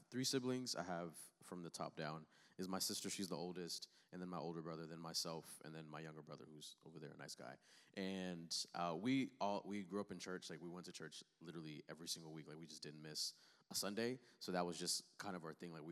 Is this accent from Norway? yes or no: no; Angola; so I'm I'm African. So I grew up. I, I was born in Africa in, in Angola, on the south side of Africa.